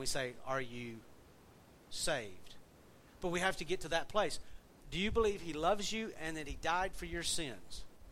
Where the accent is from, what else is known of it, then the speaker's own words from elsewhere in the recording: the South, United States; accent: southern; all of us from down south, oil is oil. Because that's our accent.